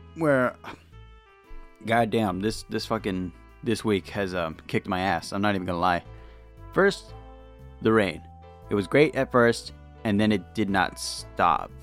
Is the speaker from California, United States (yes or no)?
yes; California, United States; I'm from California